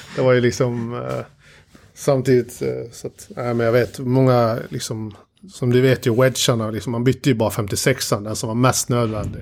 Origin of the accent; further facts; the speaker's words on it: Dalarna County, Sweden; moved away; när jag bodde hemma i Dalarna de två första åren